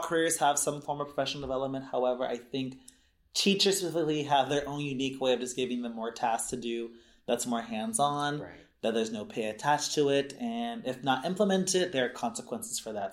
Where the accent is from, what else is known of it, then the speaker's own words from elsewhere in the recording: Los Angeles, California, United States; moved away as an adult; also born or lived in Humboldt; I am a Southern California native, Los Angeles specifically, um, SoCal South Bay boy